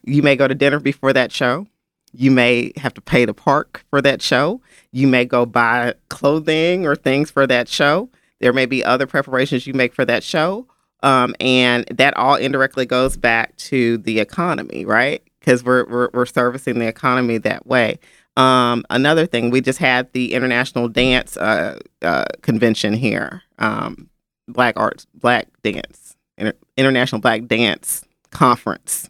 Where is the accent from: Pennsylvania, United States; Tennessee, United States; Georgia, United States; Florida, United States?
Tennessee, United States; Memphis; I grew up in Memphis